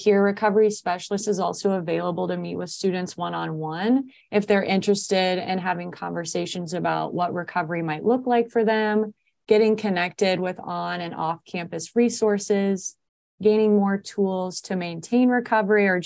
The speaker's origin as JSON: {"language": "English", "region": "Indiana", "country": "United States", "moved": "as an adult", "lives_now": "Portland, United States", "said": "I'm from Indiana"}